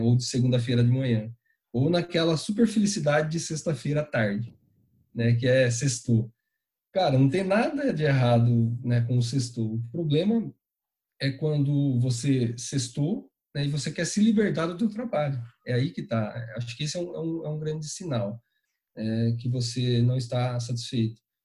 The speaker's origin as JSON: {"language": "Portuguese", "region": "interior of São Paulo", "country": "Brazil", "tie": "born or raised there", "moved": "yes", "said": "Eu sou natural do interior de São Paulo, cidadezinha bem pequenininha chamada Itaguaí"}